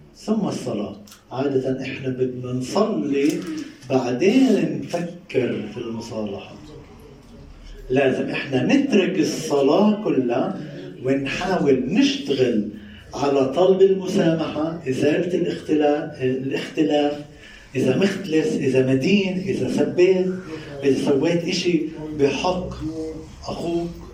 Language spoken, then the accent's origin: Arabic; Palestine; المصطلح العامي عندنا بفلسطين